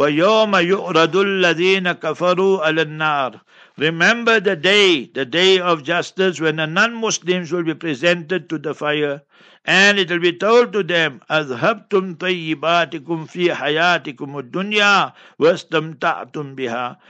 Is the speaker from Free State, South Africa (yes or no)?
no; Heidelberg, Gauteng, South Africa; moved away; I'm born and bred in Heidelberg, Heidelberg, yeah, in Transvaal, Gauteng